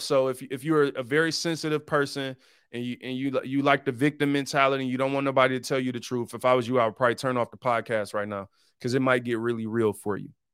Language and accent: English; Detroit, Michigan, United States; I'm from Detroit. I grew up on Seven Mile. Detroit was 88% black when I was growing up